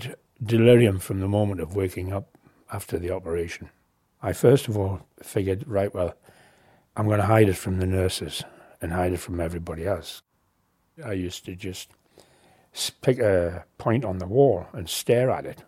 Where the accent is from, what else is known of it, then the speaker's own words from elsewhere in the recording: Newcastle upon Tyne, North East England, United Kingdom; moved away as an adult; also born or lived in Canada; I was born in Newcastle